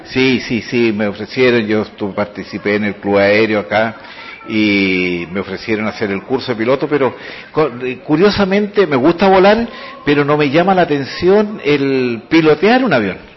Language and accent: Spanish; San Fernando, O'Higgins, Chile; yo soy el alumno del Liceo de Hombres, Neandro Chilin de San Fernando